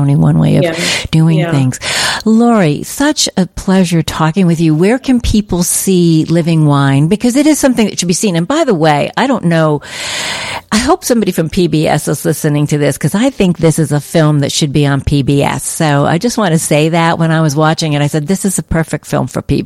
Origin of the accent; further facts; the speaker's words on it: United States; also born or lived in Midwest; now in California, United States; I'm from the East Coast originally, in the Midwest